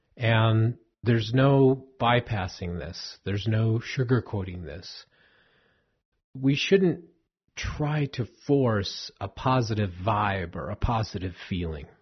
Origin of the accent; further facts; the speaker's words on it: Southern California, United States; I grew up in Southern California